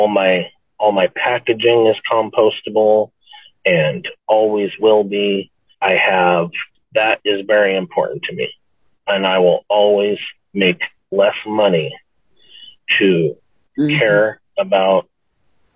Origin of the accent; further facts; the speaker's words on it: Nebraska, United States; moved away; I grew up in Nebraska